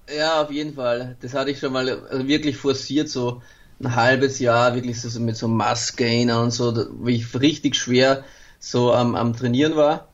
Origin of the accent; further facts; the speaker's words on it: Austria; mein Geburtsland halt, ähm, wo ich seit 35 Jahren lebe